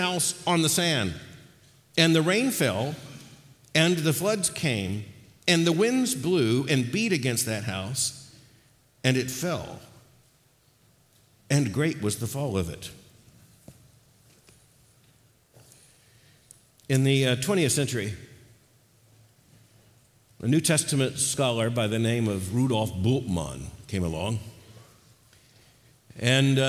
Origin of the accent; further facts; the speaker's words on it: Florida, United States; I grew up in Florida